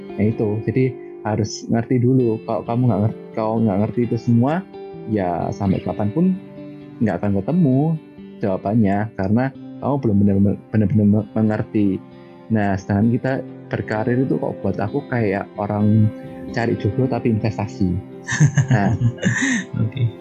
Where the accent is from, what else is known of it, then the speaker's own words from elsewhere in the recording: Malang, East Java, Indonesia; accent: Javanese; moved away as an adult; now in Taiwan; asli Malang